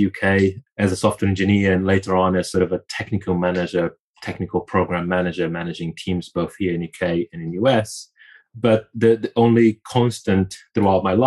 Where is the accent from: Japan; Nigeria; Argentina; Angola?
Angola; also born or lived in Brazil / Portugal; now in United Kingdom; I was born in Angola